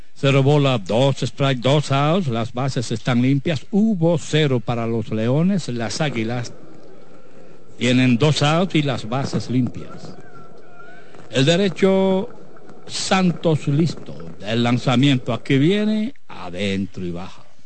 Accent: Cayetano Germosén, Espaillat, Dominican Republic; Cayetano Hermosén, Guanábano, mi tierra, mi querido Guanábano

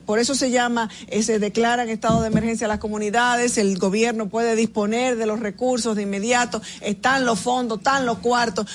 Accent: Dominican Republic; como ciudadanos, como dominicanos

